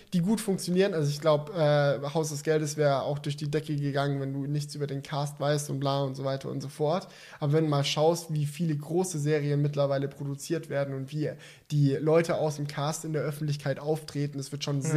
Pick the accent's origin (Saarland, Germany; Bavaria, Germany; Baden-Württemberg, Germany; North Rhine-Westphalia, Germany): Baden-Württemberg, Germany; Swabia; ich bin Schwabe